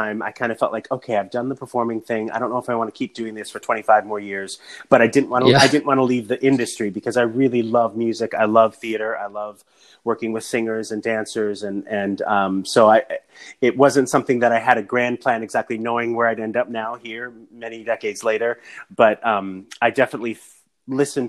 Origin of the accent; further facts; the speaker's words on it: Minnesota, United States; now in Georgia, United States; But I'm originally from Minnesota. I'm from the United States, but from the state of Minnesota is where I grew up